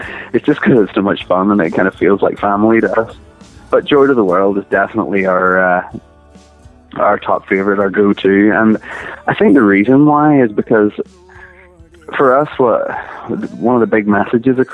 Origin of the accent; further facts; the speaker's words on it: Northern Ireland, United Kingdom; it being Northern Irish as well, which is obviously where we're from